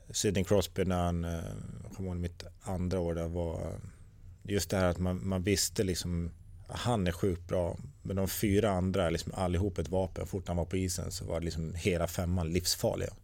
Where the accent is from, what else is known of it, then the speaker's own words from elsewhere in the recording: Tierp, Uppsala County, Sweden; also born or lived in Gävle / North America; hemma i Tierp